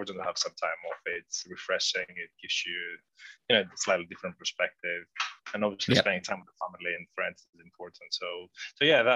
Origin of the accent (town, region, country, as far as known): Athens, Attica, Greece; moved away